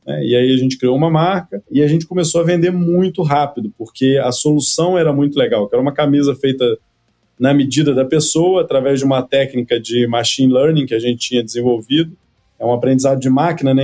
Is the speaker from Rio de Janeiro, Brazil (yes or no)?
no; Cataguases, Minas Gerais, Brazil; moved away as an adult; also born or lived in Aspen, Colorado, United States; Eu sou de uma cidade, ô Leandro, que tem 70 mil habitantes, chama Cataguases, interior de Minas Gerais